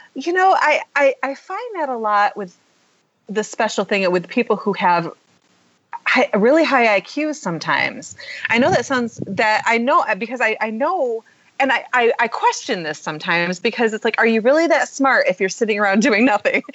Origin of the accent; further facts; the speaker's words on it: Michigan, United States; I'm I'm from Michigan, but I live in which um, Michigan's very blue collar.